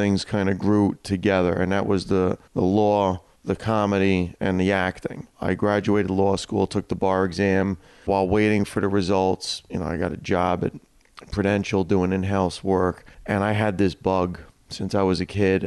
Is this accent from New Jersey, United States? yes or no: yes; Hackensack, New Jersey, United States; born and raised Hackensack, New Jersey